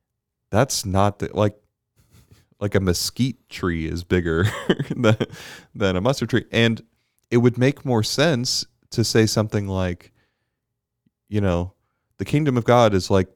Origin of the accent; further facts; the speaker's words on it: Bermuda; I didn't grow up with it because I grew up in Bermuda.